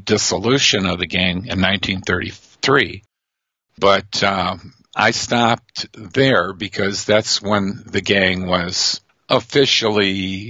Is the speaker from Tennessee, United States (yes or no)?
no; Detroit, Michigan, United States; now in California, United States; growing up in Detroit